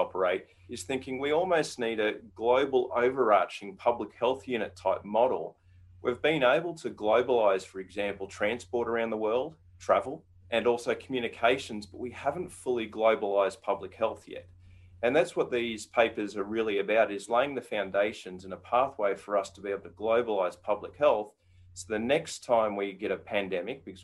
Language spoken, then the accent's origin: English; Australia; moved away as an adult; now in United States; I grew up in Australia.